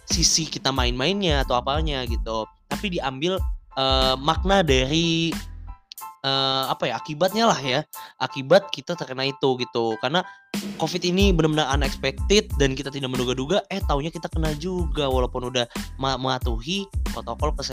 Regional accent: Bekasi, West Java, Indonesia; now in Semarang, Indonesia; Dan asal aku dari Bekasi. Bet saiki aku wis dari wong Tembalang.

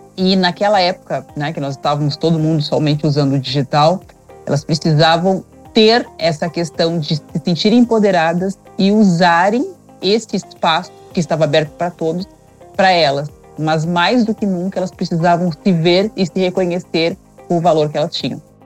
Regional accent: Cachoeira do Sul, Rio Grande do Sul, Brazil; now in Gramado, Brazil; eu sou do Rio Grande do Sul, sou de Cachoeira do Sul, porém eu tive muitas dificuldades quando eu vim morar aqui em Gramado

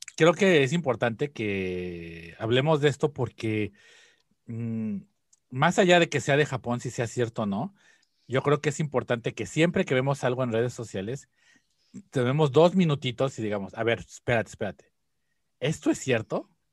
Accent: Mexico; now in Japan; desde la perspectiva como mexicano

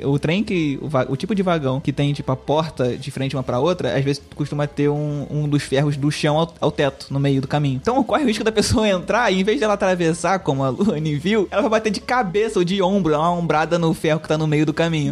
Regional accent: Rio de Janeiro, Brazil; eu sou, eu sou do Rio

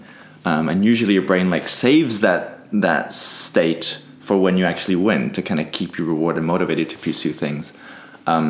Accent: Peru; I grew up in Peru.

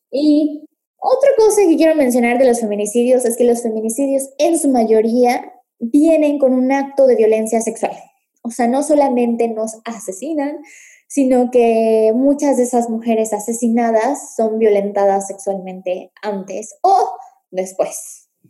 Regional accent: Mérida, Yucatán, Mexico; moved away as an adult; also born or lived in Puebla; soy de Mérida, la verdad.

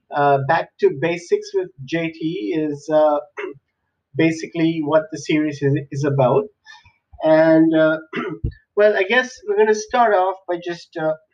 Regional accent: Sri Lanka; also born or lived in Middle East; country called Sri Lanka, which is an island near India, and grew up there. I spent some amount of time growing up in the Middle East because that's where my parents worked.

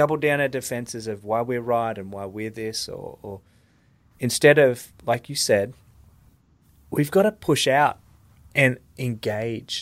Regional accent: Australia; moved away; also born or lived in Iraq; I'm from Australia

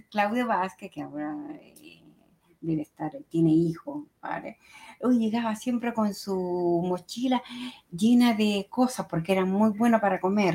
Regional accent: Chile; now in Italy; mi tierra natal, a y a Chile, a mi gran país, Chile.

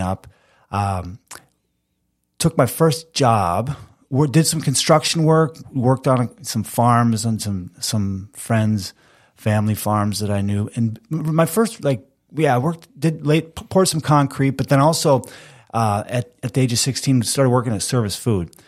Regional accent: Fergus Falls, Minnesota, United States; also born or lived in Peoria, Illinois; I grew up in Fergus Falls

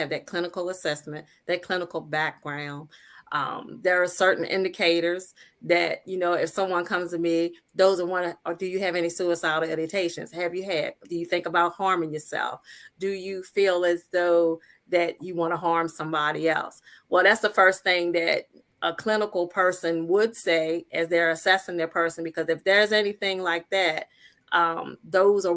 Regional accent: Talbot County, Maryland, United States; I am the Eastern Shore of Maryland. I'm in a small town that's Fellowsburg, Maryland, but I grew up in Talbot County, Maryland.

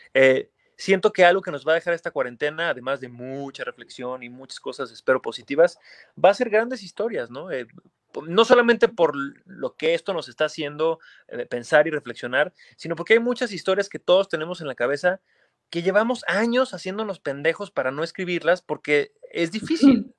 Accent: Aguascalientes, Mexico; moved away as an adult; now in Mexico City, Mexico; Yo soy de Aguascalientes, ¿no? Ya tengo casi 20 años viviendo en la Ciudad de México

